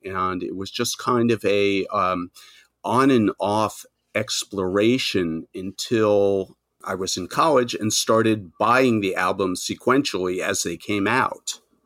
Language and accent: English; Nassau County, New York, United States; also born or lived in Manhattan, New York; I was born outside of New York in uh, Nassau County, the the first ring of suburbs. But I've been living in Manhattan for forty plus years now